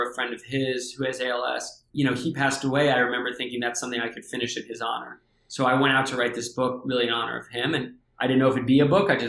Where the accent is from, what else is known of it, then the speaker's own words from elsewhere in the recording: Santa Barbara, California, United States; also born or lived in New York City / Tennessee; So I grew up in New York City, actually, where you're uh, out, out uh, your way. We moved when I was a few years old to Tennessee and then to California a few years after that. So my teenage years were in Southern California, in Santa Barbara.